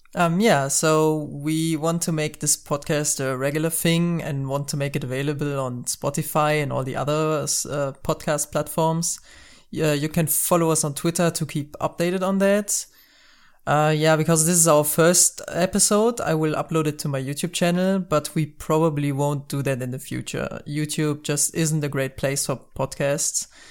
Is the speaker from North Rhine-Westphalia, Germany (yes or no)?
yes; North Rhine-Westphalia, Germany; English is a second language; English is our second language. I'm from Germany.